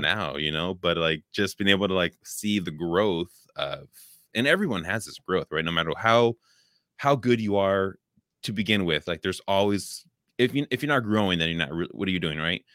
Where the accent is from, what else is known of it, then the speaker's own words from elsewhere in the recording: Oakland, California, United States; I grew up in California